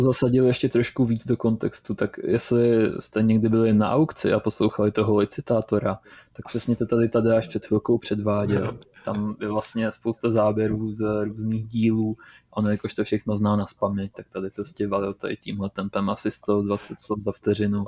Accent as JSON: {"language": "Czech", "region": "Moravia", "country": "Czechia", "said": "jsem skromný kluk z Moravy"}